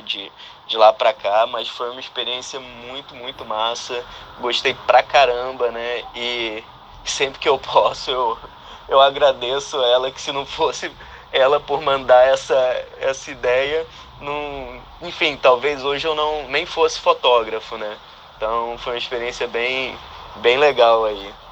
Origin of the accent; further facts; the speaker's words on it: Manaus, Amazonas, Brazil; now in Vancouver, Canada; Sou de Manaus, mas moro em Vancouver, no Canadá